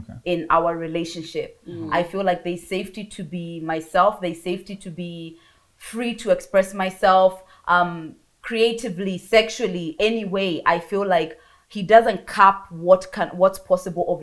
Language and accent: English; Bristol, South West England, United Kingdom; moved away as an adult; also born or lived in Kiambu County, Kenya; now in Kenya; we moved to England when I was 11 years old, and then that's where I grew up in Bristol. I was raised there. I stayed there until I was 25.